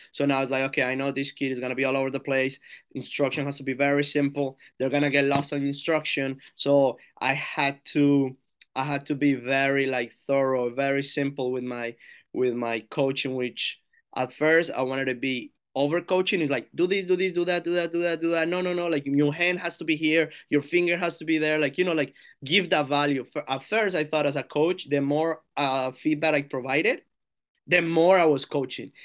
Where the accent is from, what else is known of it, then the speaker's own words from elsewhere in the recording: Girardota, Antioquia, Colombia; now in United States; I'm from Girardota, so it's like a town, like, thirty minutes from Medellin, Colombia